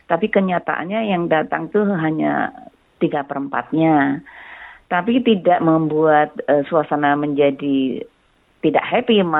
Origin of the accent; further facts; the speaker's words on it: Java, Indonesia; karena saya dari Jawa, jadi kalau saya belum kenal banget, saya selalu mengatakan Mbak atau Kak atau Bu atau Pak